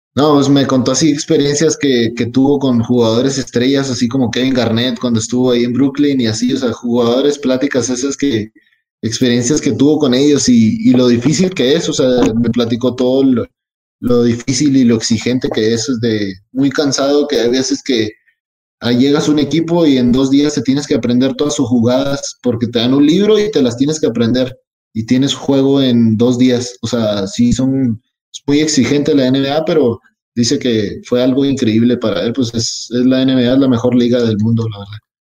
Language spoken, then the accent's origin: Spanish; Mexico; moved away as an adult; also born or lived in United States; soy más mexicano que todos aquí.